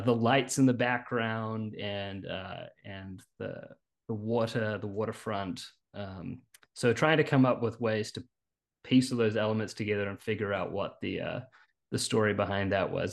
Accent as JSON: {"language": "English", "country": "New Zealand", "moved": "as an adult", "lives_now": "Richmond, United States", "said": "You'll notice a bit of an accent. I'm actually originally from New Zealand."}